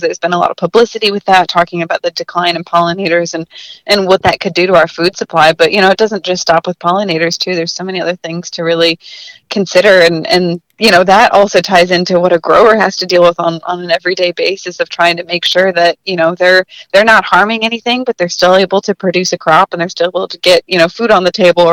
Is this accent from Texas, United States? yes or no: no; Traverse City, Michigan, United States; moved away; I'm from Northern Michigan originally.